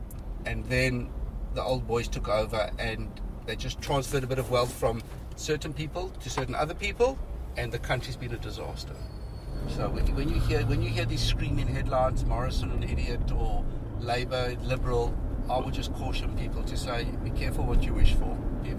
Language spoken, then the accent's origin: English; South Africa; South Africa.